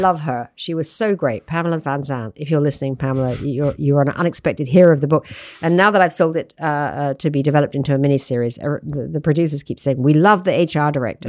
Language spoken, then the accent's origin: English; United Kingdom; moved away; I'm British